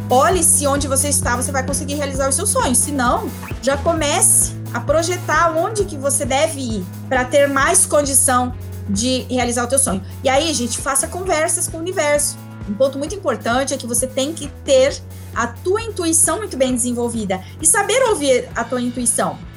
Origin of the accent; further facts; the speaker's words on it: Curitibanos, Santa Catarina, Brazil; also born or lived in Florianópolis; now in Brasília, Brazil; Eu saí de Curitibanos, fui para Florianópolis, de Florianópolis eu vim para Brasília